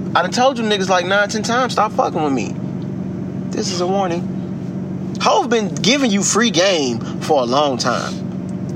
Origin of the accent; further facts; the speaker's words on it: Chicago, Illinois, United States; I'm from the city of Chicago, because yep. I'm from the South Side